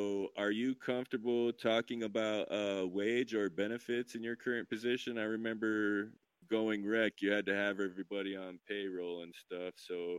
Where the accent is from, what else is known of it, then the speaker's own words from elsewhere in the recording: Idaho, United States; now in Portland, United States; Yeah, I'm from Idaho. Yeah. Been in Portland.